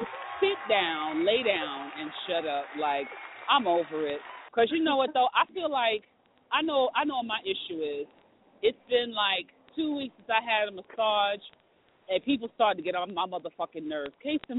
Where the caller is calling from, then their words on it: New York City, New York, United States; Oh, my God. Hi. I am live from New York City. It is snowing out here.